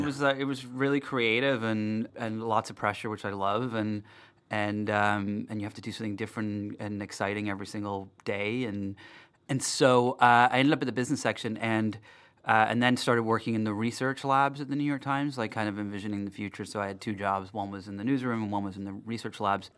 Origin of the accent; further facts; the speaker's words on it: Darlington, North East England, United Kingdom; moved away; I was born in England, um, in the north of England, in a little town called Darlington